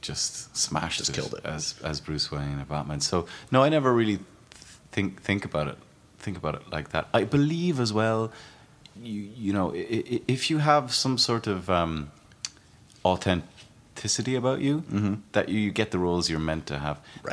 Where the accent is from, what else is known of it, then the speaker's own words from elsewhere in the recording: Ireland; as an Irishman to make a, a film about my country, um, and, and and actually my county where I grew up